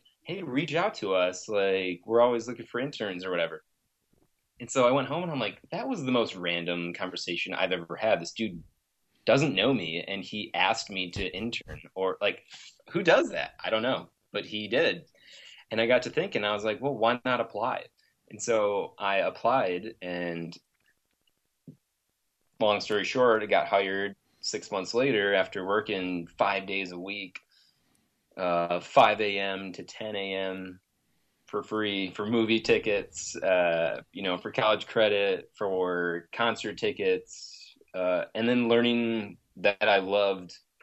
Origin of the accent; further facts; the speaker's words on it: Grand Rapids, Michigan, United States; moved away as an adult; now in Los Angeles, United States; I was born and raised in Grand Rapids for 26 years.